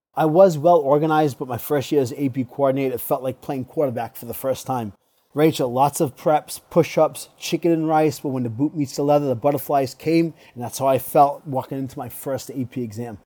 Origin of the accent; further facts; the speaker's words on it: Tiverton, Rhode Island, United States; moved away as an adult; now in Massachusetts, United States; I was born and raised in Tiverton, Rhode Island, but currently reside in Fargo, Massachusetts